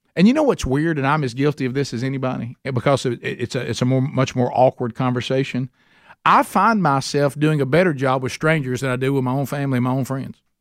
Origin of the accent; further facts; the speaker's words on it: Calhoun County, Alabama, United States; I'm from Calhoun County, so I say things that don't sound like what they really are